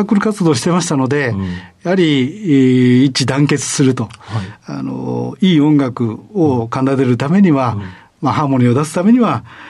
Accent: Tamba-Sasayama, Hyogo, Japan; 庫県の丹波篠山市です

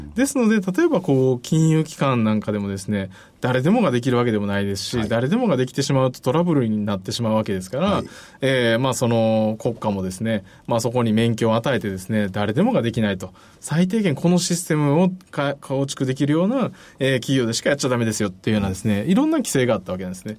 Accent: Osaka, Japan; also born or lived in Nara; now in Kyoto, Japan; 奈良生まれ、大阪育ちで、今現在京都在住

